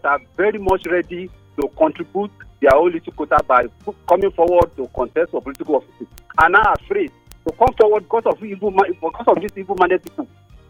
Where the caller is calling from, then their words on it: Apo, Federal Capital Territory, Nigeria; I'm calling from Apo.